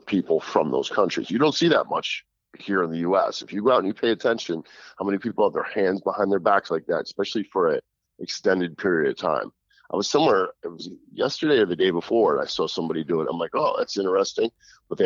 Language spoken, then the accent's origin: English; New Jersey, United States; half Sicilian kid growing up in Jersey